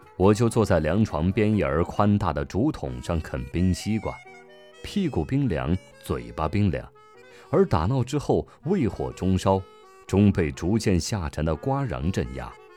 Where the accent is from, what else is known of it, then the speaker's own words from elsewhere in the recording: Jiangnan, China; 我生在竹林茂密的江南之地